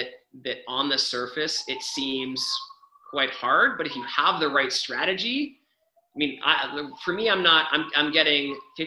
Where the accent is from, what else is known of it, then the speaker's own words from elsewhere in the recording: Canada; I'm Canadian